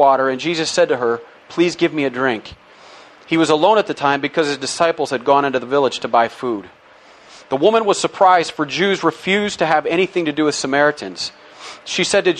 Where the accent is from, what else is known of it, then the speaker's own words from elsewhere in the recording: United States; growing up in America